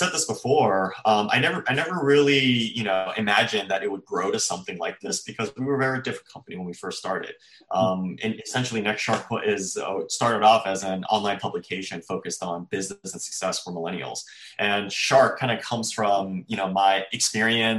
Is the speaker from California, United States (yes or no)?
yes; Bay Area, California, United States; I grew up in the Bay Area to Chinese immigrant parents who came here